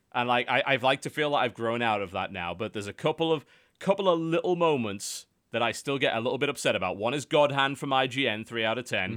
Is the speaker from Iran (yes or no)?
no; United Kingdom